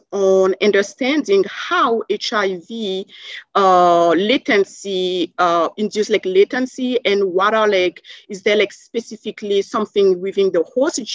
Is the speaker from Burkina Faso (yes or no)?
yes; Burkina Faso; English is a second language; moved away as an adult; also born or lived in Savannah, Georgia, United States / Canada; now in United States; I'm originally from Burkina Faso in Western Africa. So I did most of my primary and secondary school in Africa. And growing up there